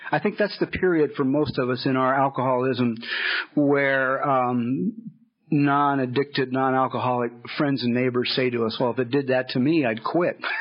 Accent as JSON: {"language": "English", "town": "Los Angeles", "region": "California", "country": "United States", "tie": "born or raised there", "said": "I grew up in Los Angeles"}